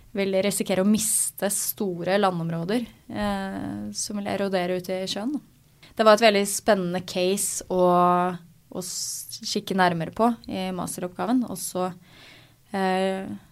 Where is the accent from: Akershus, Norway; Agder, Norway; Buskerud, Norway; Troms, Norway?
Akershus, Norway; Asker; Jeg er fra Asker, eh, så jeg eh, seilte Askes, gjennom Asker seilforening